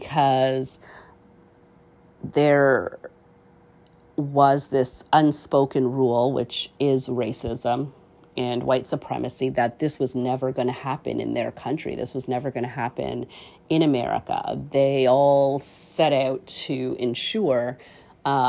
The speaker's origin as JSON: {"language": "English", "country": "Canada", "tie": "born or raised there", "said": "as a Canadian, you know, born here in this country"}